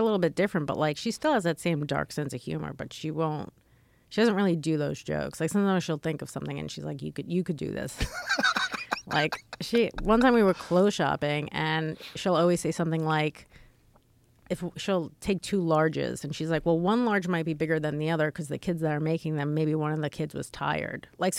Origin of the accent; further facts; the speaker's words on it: New York City, New York, United States; Oh, New York City. I'm from New York.